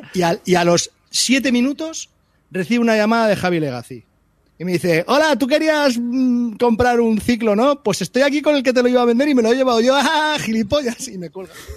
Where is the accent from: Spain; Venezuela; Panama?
Spain; Daganzo, Community of Madrid; soy de Daganzo